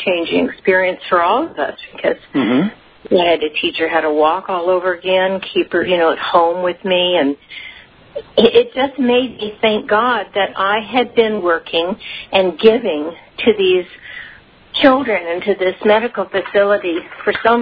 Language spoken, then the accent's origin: English; California, United States; born or raised there; also born or lived in Shreveport, Louisiana / Ruston, Louisiana